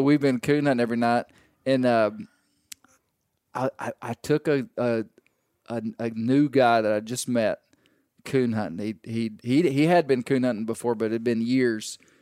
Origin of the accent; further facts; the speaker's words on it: Arkansas, United States; we grew up in Arkansas, we we grew up this way.